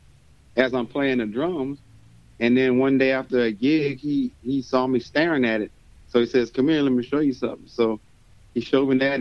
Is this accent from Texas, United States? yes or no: yes; Houston, Texas, United States; when I was growing up in Houston